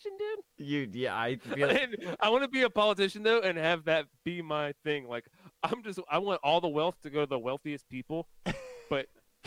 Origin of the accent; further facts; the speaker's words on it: United States; As an American